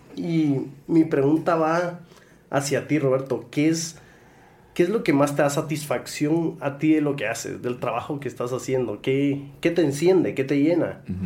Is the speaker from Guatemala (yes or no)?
yes; Guatemala; los que están en este, en este lado de la silla somos chapines